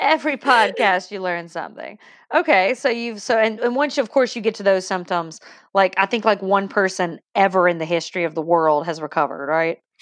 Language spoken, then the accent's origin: English; Deep South, United States; accent: deep south; I'm deep south